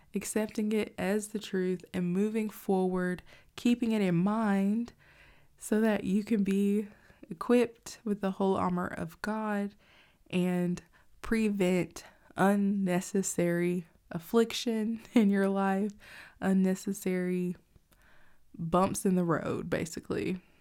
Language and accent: English; United States; as an American citizen